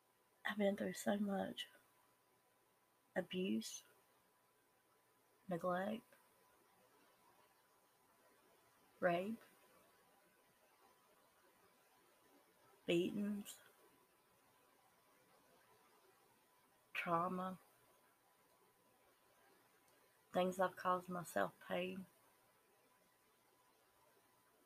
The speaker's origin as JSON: {"language": "English", "region": "the South", "country": "United States", "accent": "Southern", "said": "I am a normal Southern person. And I say Southern because that's my accent and because I live in the South"}